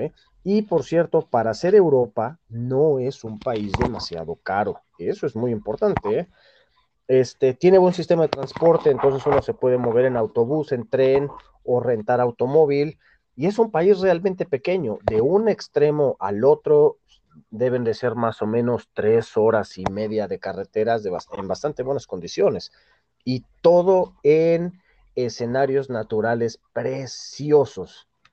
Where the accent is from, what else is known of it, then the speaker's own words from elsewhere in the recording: Mexico; Yo soy mexicano y soy un mexicano